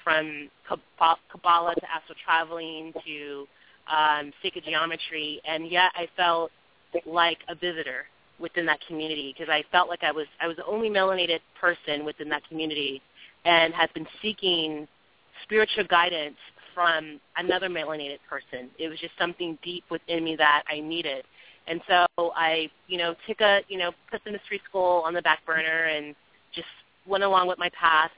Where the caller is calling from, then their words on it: California, United States; I'm calling from California